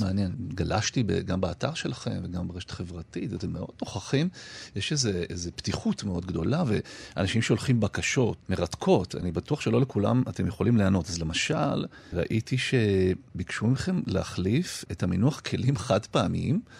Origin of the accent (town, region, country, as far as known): Israel; born or raised there; first language Hebrew; also born or lived in Detroit, United States